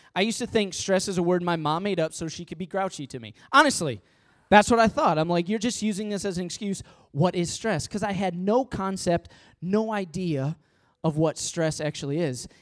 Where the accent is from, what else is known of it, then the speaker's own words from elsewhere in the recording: Midwest, United States; now in Long Island, United States; I'm from the Midwest